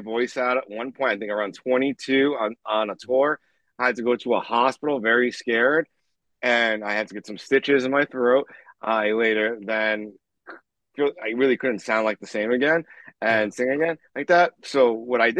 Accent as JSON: {"language": "English", "town": "New York City", "region": "New York", "country": "United States", "tie": "born or raised there", "said": "I'm from Queens, New York. I started growing up with a single mom"}